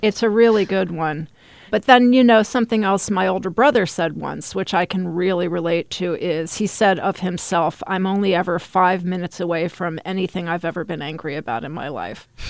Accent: Texas, United States; I grew up in Texas.

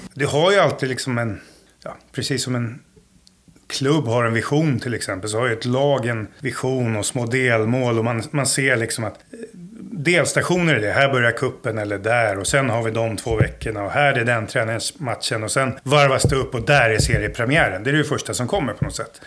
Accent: Stockholm, Stockholm County, Sweden; moved away as an adult; now in Jönköping, Sweden; Jag är ju från Stockholm från början. En förort, Jakobsberg, Söderhöjden.

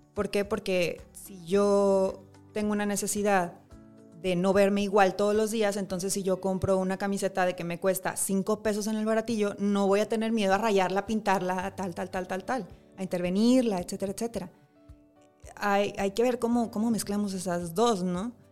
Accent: Monterrey, Nuevo León, Mexico; yo soy de Monterrey

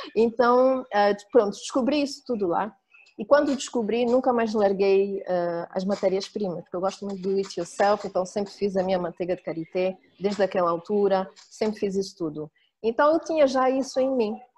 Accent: Angola; moved away; also born or lived in France / Switzerland; Nasci e cresci em, eh, em Angola, uh, de uma mãe suíça, de um pai angolano

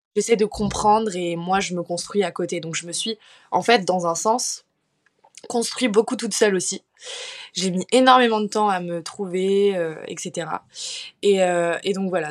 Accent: Paris, Île-de-France, France; now in Bordeaux, France; j'ai grandi à Paris, donc dans une famille très aisée

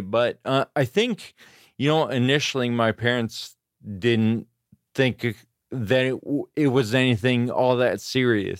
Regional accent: Grass Valley, California, United States; also born or lived in Auburn, California / Sacramento, California / Davis, California; I was born in Auburn, California, and I grew up in the foothills in California, Grass Valley.

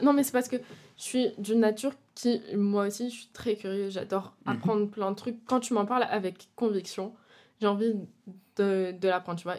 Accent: France; moved away as an adult; now in Brussels, Belgium; je suis française. Euh, j'ai déménagé, euh, pour faire mes études, études de cinéma.

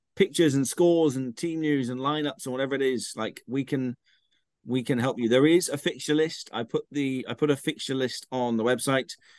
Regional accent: Ilminster, South West England, United Kingdom; I'm from Ilminster

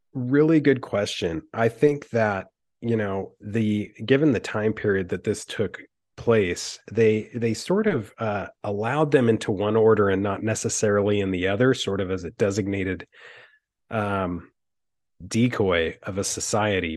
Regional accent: Utah, United States; living in Utah and growing up in Utah

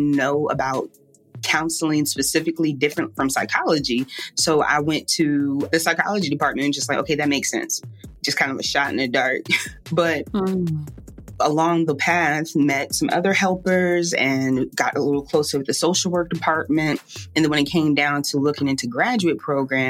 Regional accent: Richmond, Virginia, United States; now in New Orleans, United States; I'm from Richmond, Virginia, and I'm currently living down in New Orleans.

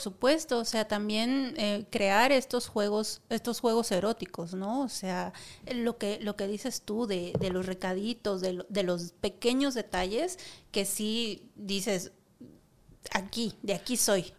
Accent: Monterrey, Nuevo León, Mexico; now in Mexico City, Mexico; soy originaria de Monterrey

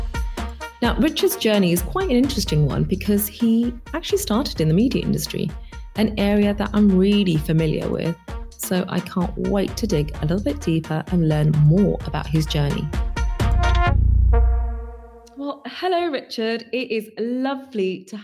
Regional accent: London, United Kingdom; I'm born and bred in London

